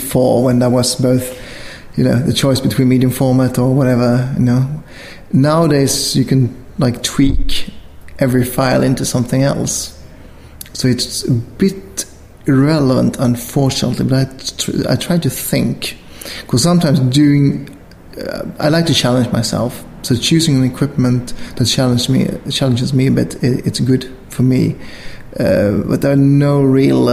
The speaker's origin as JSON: {"language": "English", "country": "Sweden"}